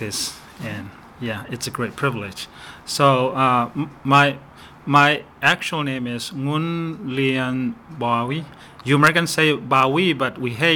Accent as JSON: {"language": "English", "region": "Chin State", "country": "Myanmar", "second_language": "English", "moved": "as an adult", "lives_now": "Omaha, United States", "said": "I'm from Burma, and we were living in Chin State, one of the states"}